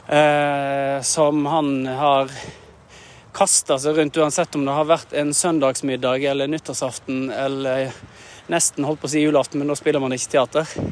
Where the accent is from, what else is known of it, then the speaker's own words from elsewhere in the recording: Norway; Jeg er en norsk eh, skuespiller som synger en del og bruker stemmen en del på jobb.